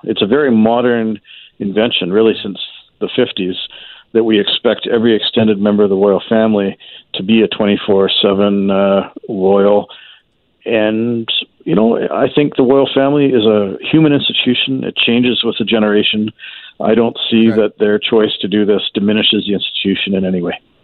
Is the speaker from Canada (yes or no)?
yes; Canada; as a Canadian taxpayer